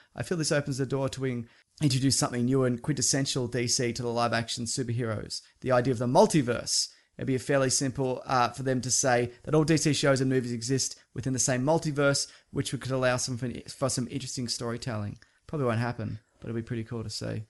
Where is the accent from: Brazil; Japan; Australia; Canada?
Australia; I'm Australian. I have a terrible accent.